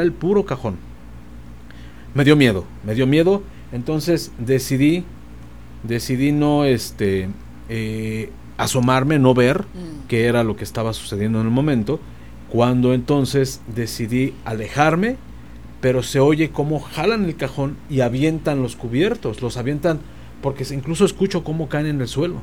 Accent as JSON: {"language": "Spanish", "region": "Mexico City", "country": "Mexico", "said": "soy capitalino, mm. chilango"}